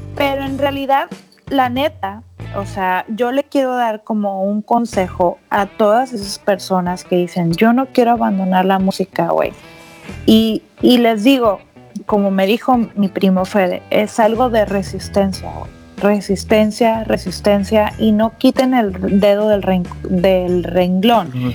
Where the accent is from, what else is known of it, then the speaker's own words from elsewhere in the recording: Monterrey, Nuevo León, Mexico; moved away as an adult; also born or lived in Mexicali; now in San Francisco, United States; Yo vengo de Monterrey